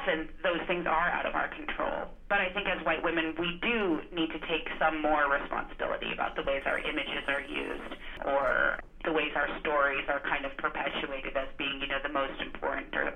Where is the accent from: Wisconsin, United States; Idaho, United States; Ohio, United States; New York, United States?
Idaho, United States; also born or lived in Montana; now in Los Angeles, United States; I grew up in Idaho, and I lived in Montana for a long time, and then I moved to Los Angeles